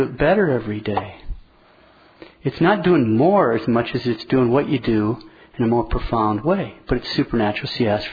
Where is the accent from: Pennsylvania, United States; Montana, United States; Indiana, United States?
Montana, United States; I'm from Montana.